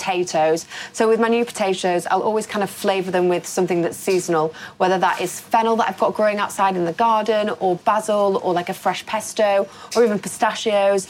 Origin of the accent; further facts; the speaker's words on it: Yorkshire and the Humber, United Kingdom; I'm a big tea drinker because I'm from Yorkshire and I love Yorkshire tea